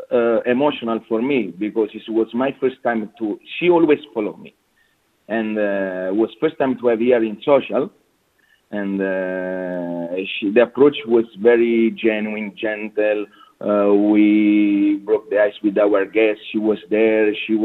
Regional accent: Naples, Campania, Italy; English is a second language; moved away as an adult; also born or lived in London / Sydney / China / Seychelles; now in Dubai, United Arab Emirates; And I come from Napoli, the small village close to the volcano territory. And I grown almost 20 years old thanks to my grandmother.

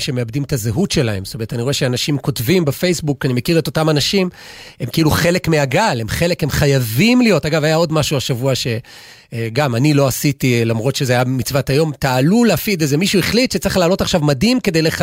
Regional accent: Israel; אני גדלתי במושב

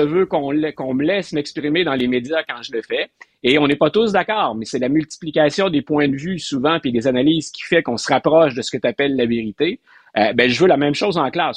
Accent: Quebec, Canada; comme Québécois

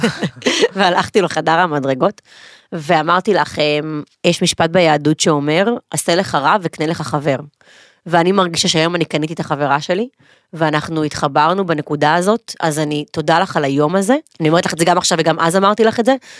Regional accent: Ashkelon, Southern District, Israel; גדלתי, התבגרתי, ואחרי הצבא חזרתי לאשקלון

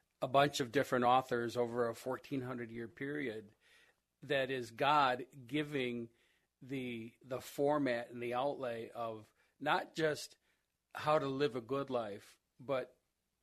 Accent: Rochester, United States; I grew up here in Rochester and went to school

